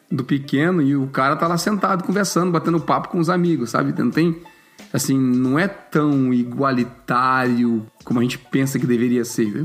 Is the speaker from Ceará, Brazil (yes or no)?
yes; Fortaleza, Ceará, Brazil; now in Canada; eu vim do Nordeste lá para nossas bandas